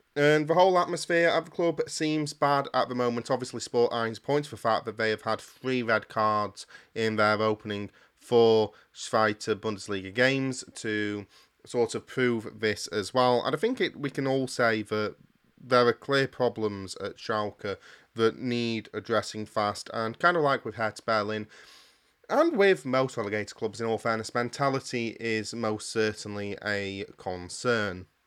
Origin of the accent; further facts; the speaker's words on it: United Kingdom; As a Brit